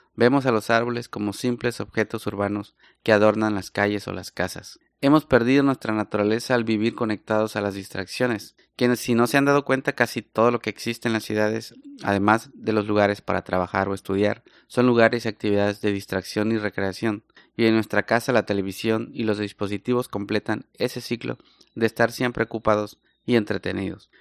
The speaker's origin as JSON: {"language": "Spanish", "town": "Salina Cruz", "region": "Oaxaca", "country": "Mexico", "tie": "born or raised there", "said": "en las playas del Pacífico, en Salina Cruz, Oaxaca, de donde yo soy"}